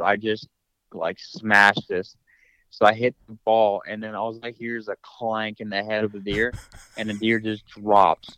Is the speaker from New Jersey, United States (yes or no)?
yes; New Jersey, United States; moved away as an adult; move back home to my hometown in Jersey